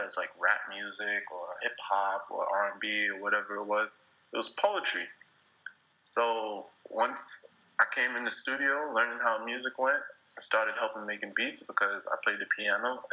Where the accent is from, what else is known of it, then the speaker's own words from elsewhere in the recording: New York City, New York, United States; also born or lived in Spain; I'm from New York